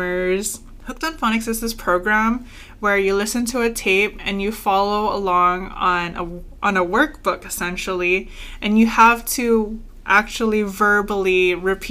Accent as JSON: {"language": "English", "country": "Guam", "tie": "born or raised there", "said": "I was born and raised on Guam."}